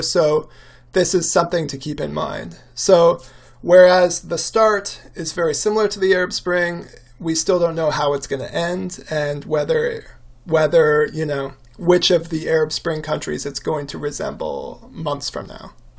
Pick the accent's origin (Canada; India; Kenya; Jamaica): Canada; as a Canadian